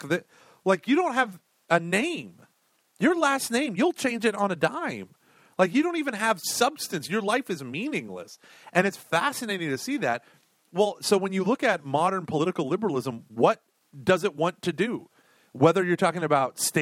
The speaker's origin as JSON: {"language": "English", "country": "United States", "said": "as Americans, like, I feel in my bones, we're a country of immigrants, right, in so many ways, right? My parents, my great-grandparents came over from Ireland."}